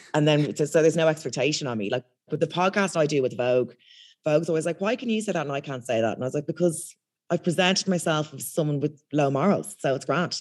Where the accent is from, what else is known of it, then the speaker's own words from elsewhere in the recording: Ireland; accent: thick Irish, posh; moved away as an adult; now in United Kingdom; I've got quite a thick Irish accent